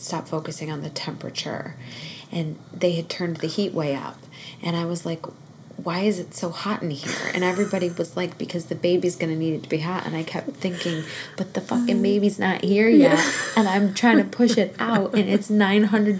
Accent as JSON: {"language": "English", "region": "Northeast", "country": "United States", "tie": "born or raised there", "said": "I grew up in the Northeast"}